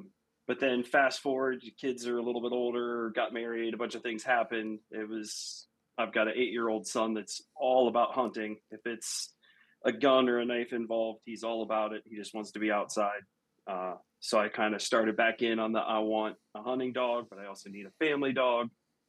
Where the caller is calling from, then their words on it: Louisville, Ohio, United States; I am Northeast Ohio, a little town called Louisville